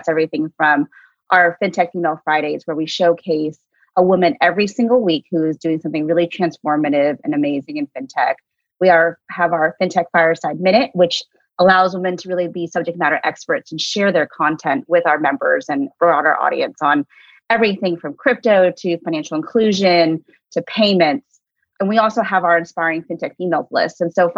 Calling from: Oakland, California, United States; And I'm calling in from clear across the country in the Bay Area. So in Oakland, California, even though my background says I really want to be in New York.

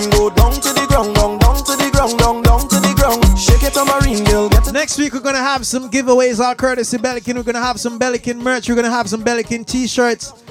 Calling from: Minnesota, United States; I'm calling from Minnesota.

